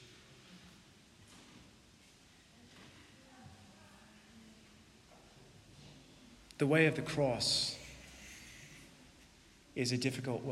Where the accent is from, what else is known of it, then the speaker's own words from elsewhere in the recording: United States; as an American